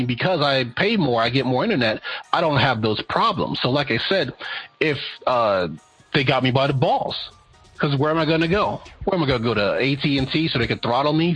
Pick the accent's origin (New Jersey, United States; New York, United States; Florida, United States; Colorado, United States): New York, United States; I'm from New York